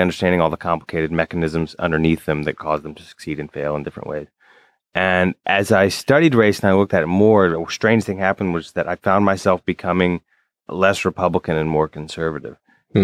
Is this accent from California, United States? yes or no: no; Alabama, United States; now in New York, United States; I grew up in Alabama